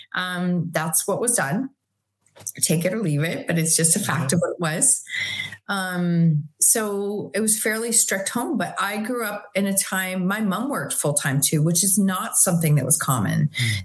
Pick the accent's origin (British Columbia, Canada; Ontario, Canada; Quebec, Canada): Ontario, Canada; Chatham; also born or lived in Tillsonburg, Ontario; now in Waterloo, Canada; I was born in 1970. I was born in Chatham, Ontario, Canada.